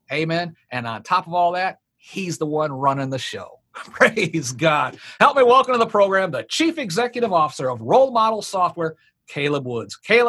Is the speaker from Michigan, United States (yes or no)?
yes; Marysville, Michigan, United States; I grew up in Marysville.